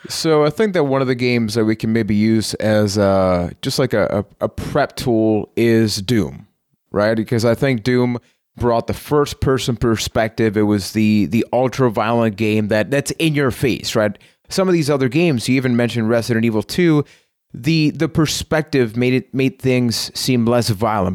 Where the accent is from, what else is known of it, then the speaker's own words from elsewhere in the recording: Puerto Rico; I am from Puerto Rico